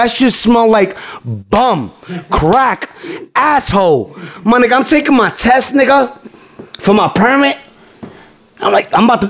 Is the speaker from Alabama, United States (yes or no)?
no; New York City, New York, United States; I was born and raised in the Bronx, but I'm not planning to live there forever.